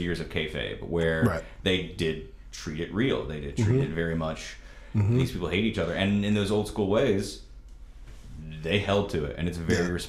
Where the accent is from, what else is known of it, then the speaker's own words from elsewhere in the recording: Washington, North Carolina, United States; my hometown, which was Little Washington, North Carolina.